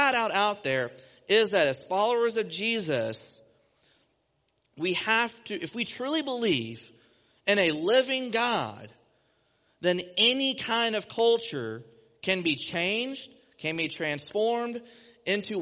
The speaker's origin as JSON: {"language": "English", "region": "Texas", "country": "United States", "tie": "born or raised there", "accent": "twangs", "moved": "as an adult", "lives_now": "Ohio, United States", "said": "I'm from Texas, born and raised, and I moved here a few years ago to take the job as youth pastor here"}